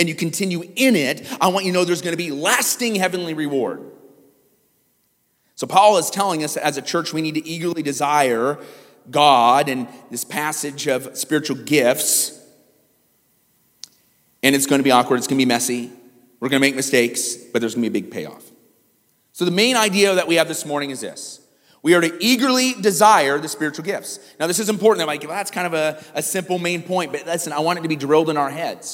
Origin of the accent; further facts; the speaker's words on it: Iowa, United States; moved away; when I grew up in Iowa, there were streetlights everywhere